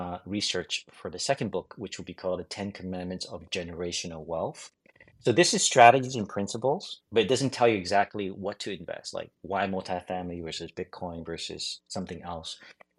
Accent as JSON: {"language": "English", "town": "New York City", "region": "New York", "country": "United States", "tie": "born or raised there", "also_born_or_lived": "China", "said": "I grew up, I was born in China, and then first gen to New York City."}